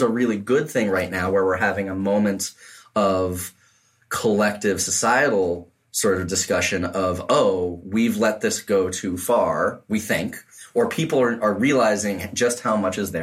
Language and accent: English; New England, United States; I'm from New England